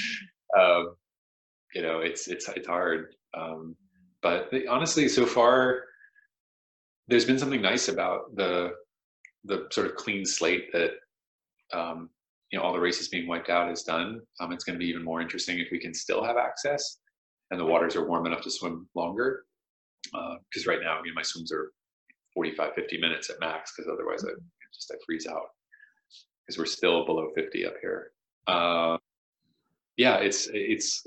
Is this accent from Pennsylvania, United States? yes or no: yes; Pittsburgh, Pennsylvania, United States; moved away as an adult; now in New England, United States; I had gone to school in Pittsburgh. I was born in Pittsburgh